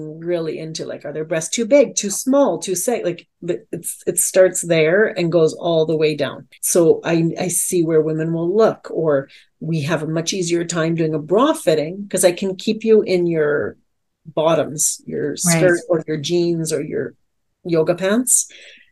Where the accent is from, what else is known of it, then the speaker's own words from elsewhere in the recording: Alberta, Canada; as a Canadian